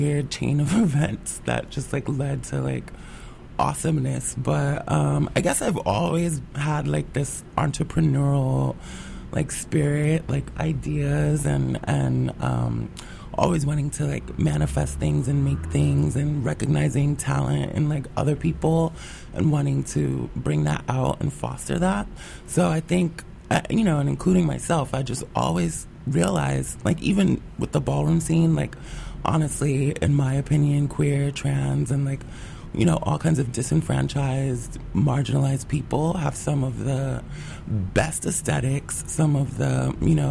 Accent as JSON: {"language": "English", "town": "New York City", "region": "New York", "country": "United States", "tie": "born or raised there", "said": "growing up in the Bronx"}